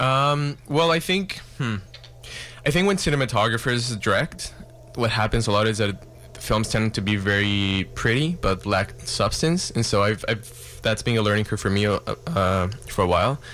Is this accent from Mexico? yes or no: yes; Mexico; now in Vancouver, Canada; I'm from Mexico